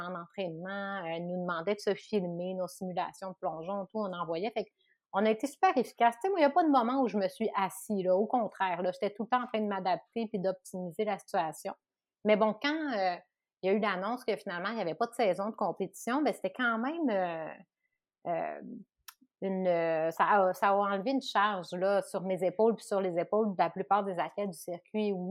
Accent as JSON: {"language": "French", "town": "Chicoutimi", "region": "Quebec", "country": "Canada", "tie": "born or raised there", "moved": "yes", "said": "Chicoutimi, puis je me suis tout le temps ennuyée de chez moi."}